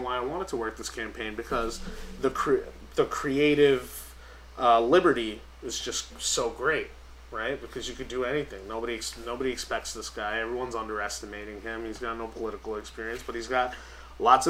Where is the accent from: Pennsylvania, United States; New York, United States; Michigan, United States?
New York, United States; New York City; I'm from Staten Island